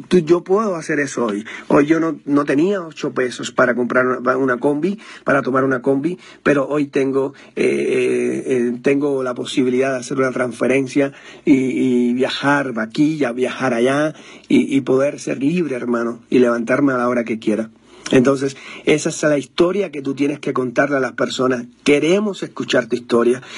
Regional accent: Cuba; moved away as an adult; now in Mexico; yo soy cubano

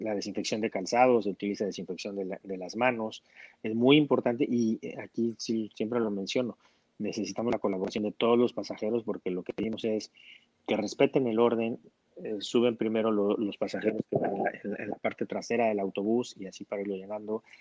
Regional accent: Mexico

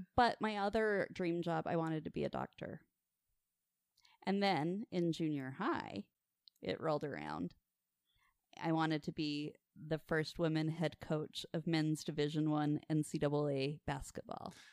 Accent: Farmington, Utah, United States; I grew up in the booming metropolis of Farmington, Utah

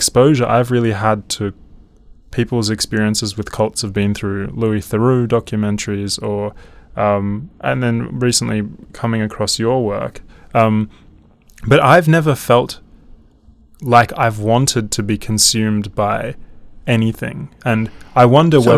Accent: Melbourne, Victoria, Australia; moved away; I was raised in Melbourne

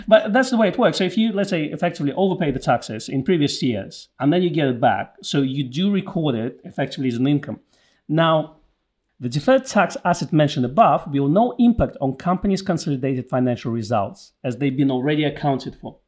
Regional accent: United Kingdom; since we are British

